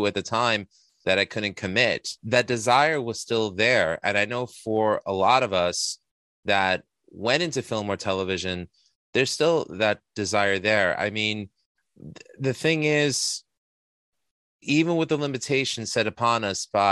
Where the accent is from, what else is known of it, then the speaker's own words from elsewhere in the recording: New York City, New York, United States; my time growing up in Astoria as the best freaking time that I could have ever had